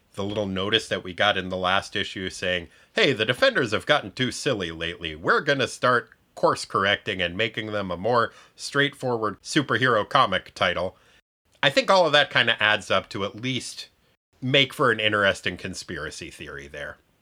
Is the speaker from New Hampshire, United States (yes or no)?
yes; Farmington, New Hampshire, United States; I grew up in Farmington, New Hampshire